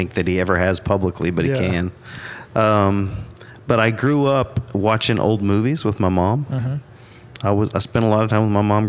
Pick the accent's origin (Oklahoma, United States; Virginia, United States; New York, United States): Oklahoma, United States; Stillwater; also born or lived in Chickasha, Oklahoma; So Stillwater born and raised. Have been here ever since.